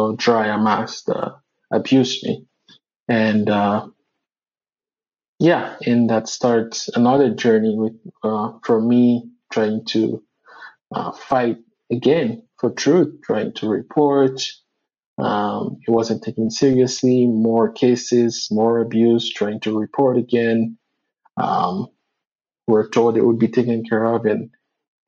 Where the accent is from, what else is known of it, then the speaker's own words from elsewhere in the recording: Port-au-Prince, Haiti; me growing up in Haiti